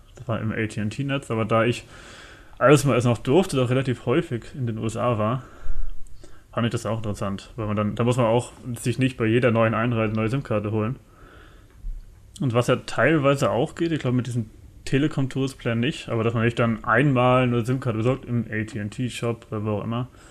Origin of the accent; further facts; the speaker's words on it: Germany; für uns Deutsche